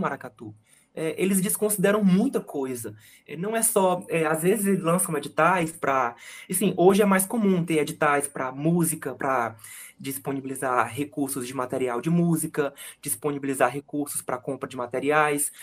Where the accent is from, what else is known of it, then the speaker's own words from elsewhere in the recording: Fortaleza, Ceará, Brazil; eu, que sou fortalezense, que nasci e cresci aqui